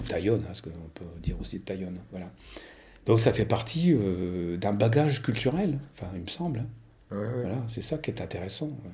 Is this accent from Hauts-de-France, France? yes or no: yes; Moreuil, Hauts-de-France, France; j'ai passé toute, euh, toute ma vie, enfin toute ma jeunesse à Moreuil